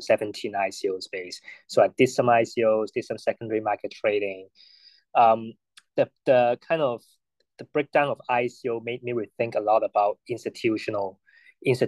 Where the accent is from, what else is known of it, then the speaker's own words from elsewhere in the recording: Hong Kong; I was born and raised in Hong Kong